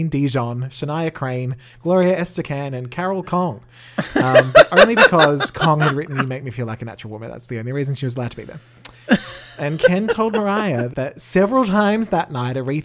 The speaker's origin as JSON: {"language": "English", "country": "Australia", "accent": "Australian"}